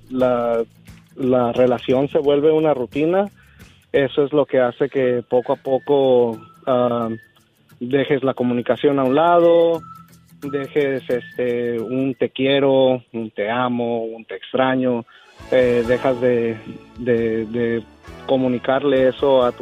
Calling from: Fresno, California, United States; Le llamo de Fresno

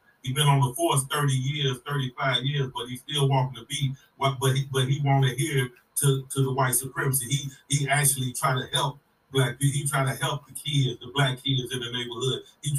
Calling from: Chicago, Illinois, United States; Chicago, Illinois.

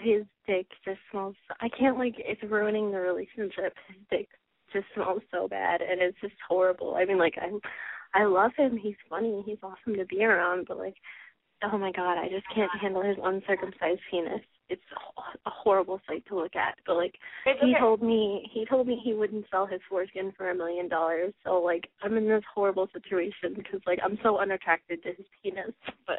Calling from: New York, United States; I'm calling from New York.

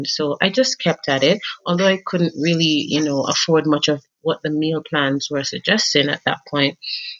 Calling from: Kenya; Okay, so I'm joining you from Kenya right now.

